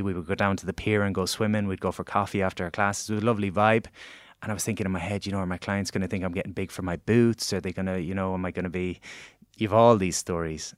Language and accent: English; Galway, Connacht, Ireland; moved away as an adult; now in Dublin, Ireland; I was this guy from Galway that was moving to Dublin.